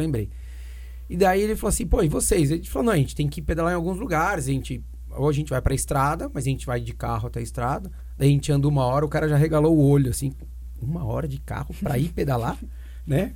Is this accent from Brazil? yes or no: yes; Brazil; somos do Brasil